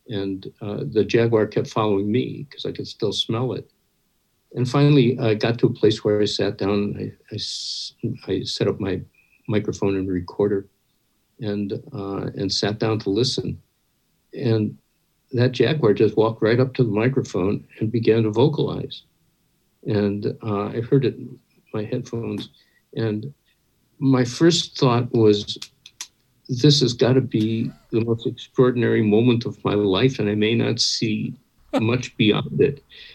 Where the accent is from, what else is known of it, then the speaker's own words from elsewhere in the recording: Midwest, United States; I grew up in the American Midwest in a family that was terrified of animals.